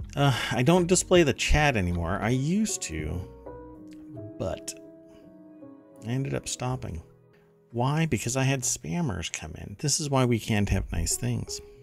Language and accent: English; Germany; now in United States; I I am German. I grew up in Germany, um, and uh, came to the United States